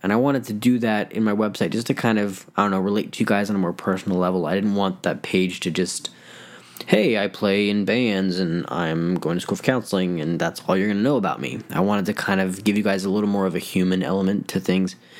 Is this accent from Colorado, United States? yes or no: yes; Denver, Colorado, United States; moved away as an adult; now in Phoenix, United States; I'm originally from Denver, Colorado